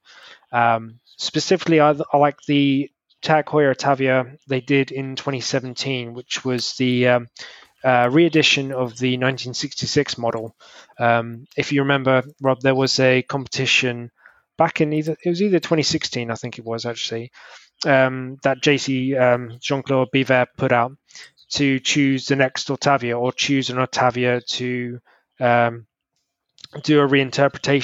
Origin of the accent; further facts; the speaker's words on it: United Kingdom; me being a Brit